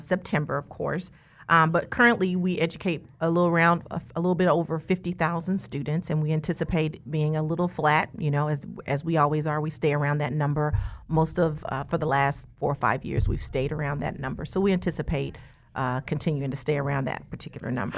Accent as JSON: {"language": "English", "town": "Wichita", "region": "Kansas", "country": "United States", "tie": "born or raised there", "said": "I was born and raised here in Wichita, Kansas."}